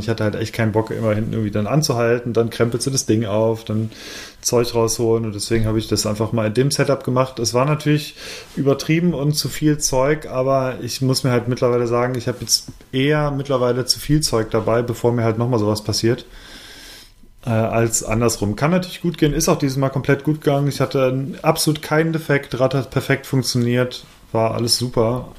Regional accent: Bergisches Land, North Rhine-Westphalia, Germany; moved away; als ich noch im Bergischen Land wohnte

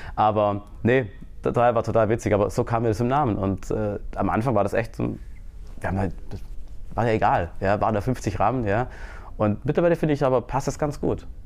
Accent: Germany; ich komme aus Deutschland, bin fürs Marketing zuständig

